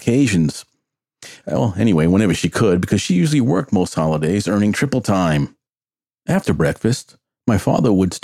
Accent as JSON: {"language": "English", "town": "New York City", "region": "New York", "country": "United States", "tie": "born or raised there", "said": "I grew up in the Bronx, New York, and attended the Immaculate Conception Catholic Grade School"}